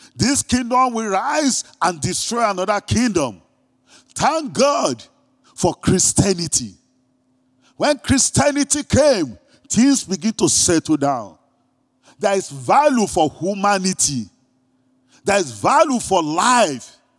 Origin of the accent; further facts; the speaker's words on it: Greece; accent: Greek; my Greek accent